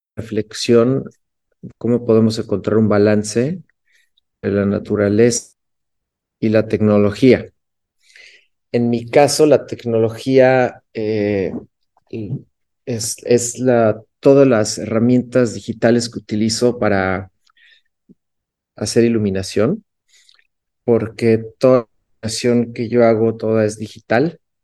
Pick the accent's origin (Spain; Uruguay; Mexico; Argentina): Mexico; Cuernavaca, Morelos; Cuernavaca, Morelos, que es en la ciudad donde nací en México